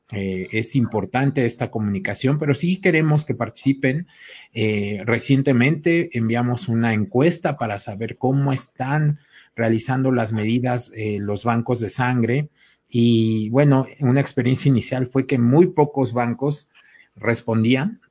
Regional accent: Mexico; como buenos mexicanos

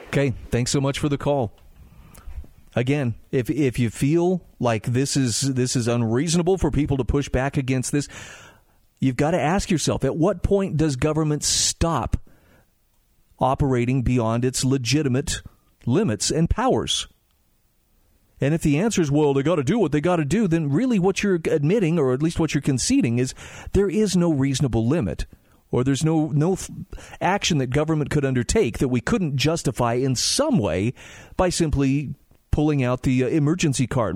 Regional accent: Utah, United States; my home state of Utah

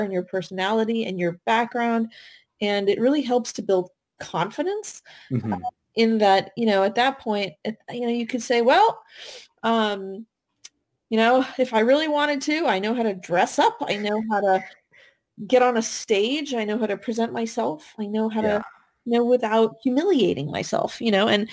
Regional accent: California, United States; moved away as an adult; also born or lived in East Coast; I grew up in California, so West Coast, came out to school on the East Coast

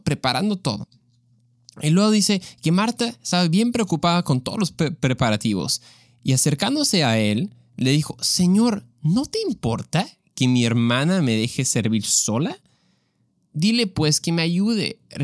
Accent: Mexico; yo soy mexicano, entonces eso es lo que, con lo que yo crecí

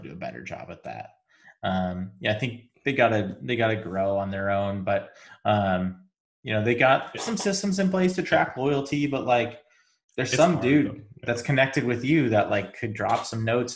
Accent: Spokane, Washington, United States; I grew up in Spokane, Washington

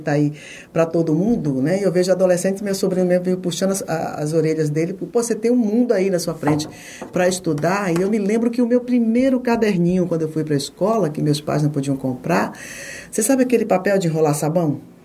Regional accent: Itabuna, Bahia, Brazil; moved away as an adult; also born or lived in Jequié; Eu nasci em Jequié, no sertão, né, de Jequié, e saí de lá com nove meses, porque meu, minha mãe, meu, meus avós resolveram ir para Itabuna.

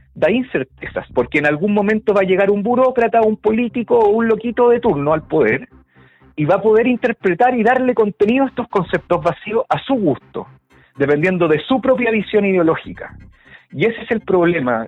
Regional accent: Chile; nosotros los chilenos

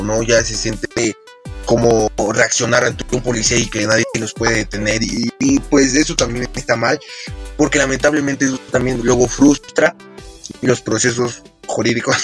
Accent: Mexico

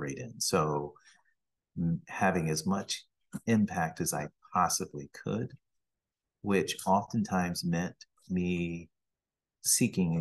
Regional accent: Pennsylvania, United States; also born or lived in Cambridge, Massachusetts; I grew up in Pennsylvania

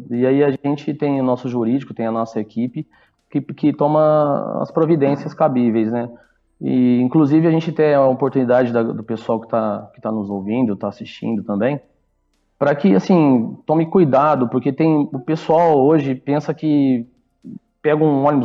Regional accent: Ribeirão Preto, São Paulo, Brazil; Isso, nós somos de Ribeirão

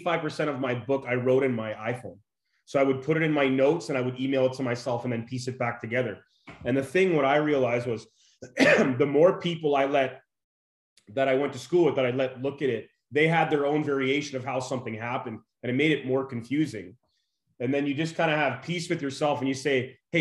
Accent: Fort McMurray, Alberta, Canada; also born or lived in Saskatchewan; now in Las Vegas, United States; I'm originally from Fort McMurray, Alberta.

